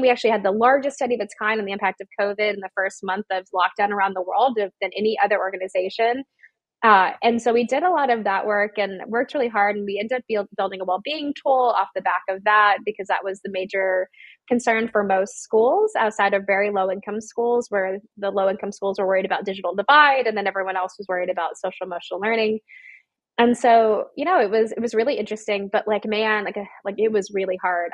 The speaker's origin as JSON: {"language": "English", "region": "Georgia", "country": "United States", "tie": "born or raised there", "said": "I'm from Georgia as well."}